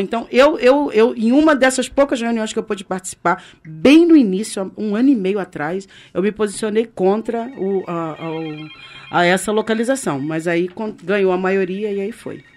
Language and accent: Portuguese; Rio de Janeiro, Brazil; nós que somos brasileiros e cariocas